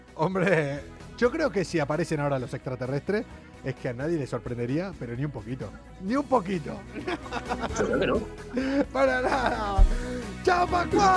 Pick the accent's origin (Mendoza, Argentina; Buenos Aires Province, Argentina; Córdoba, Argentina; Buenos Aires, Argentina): Mendoza, Argentina; moved away; yo soy de allá de casi al lado, de allá de Mendoza